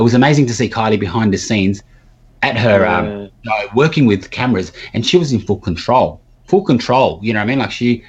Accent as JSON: {"language": "English", "country": "Australia", "said": "I said, look, I'm from Australia."}